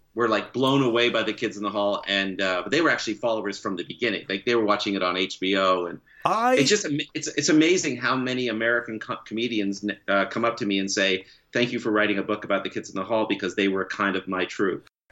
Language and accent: English; Canada; also born or lived in California, United States; now in Oakland, United States; I am a Canadian uh, dual citizen. I am. I'll never not be Canadian.